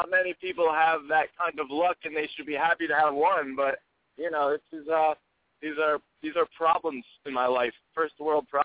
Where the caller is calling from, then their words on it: New York City, New York, United States; I'm calling from Brooklyn, New York.